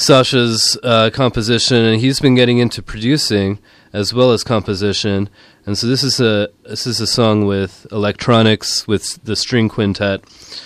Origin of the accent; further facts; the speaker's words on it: Sri Lanka; now in San Francisco, United States; I'm from Sri Lanka